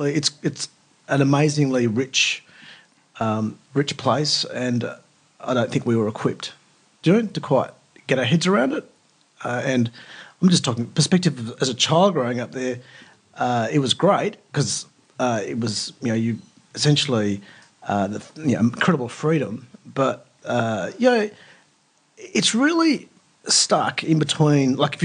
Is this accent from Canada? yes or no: no; Perth, Western Australia, Australia; also born or lived in Papua New Guinea / India / Turkey; I was born in Perth, grew up in Papua New Guinea until basically mid-primary school, back to Perth.